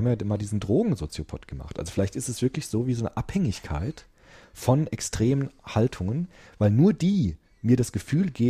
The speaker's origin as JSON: {"language": "German", "country": "Germany", "said": "weil ich bin ja Deutsche, ich habe einen deutschen Pass, um Gottes Willen"}